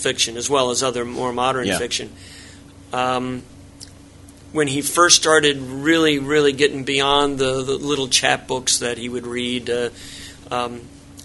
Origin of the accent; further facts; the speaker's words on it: Washington D.C. area, Montgomery County, Maryland, United States; I'm actually from the Washington D.C. area